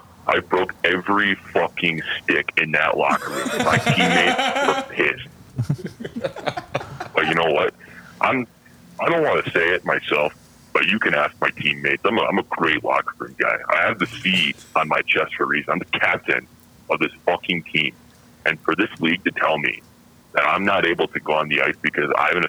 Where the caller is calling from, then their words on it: Bermuda; Right now I'm in Bermuda.